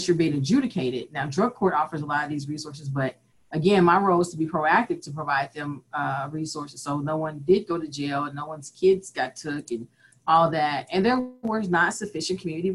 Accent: Kansas City, Missouri, United States; also born or lived in Vermillion, South Dakota; I am born and raised in Kansas City, Missouri

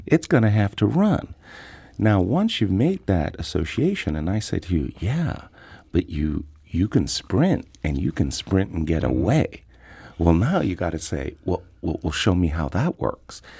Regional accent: Seattle, Washington, United States; I'm from Seattle

